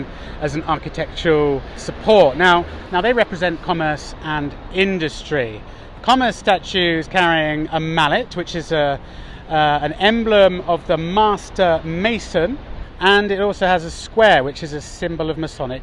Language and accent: English; Oxford, South East England, United Kingdom; now in Madrid, Spain; I come from Oxford, which is a cycling city.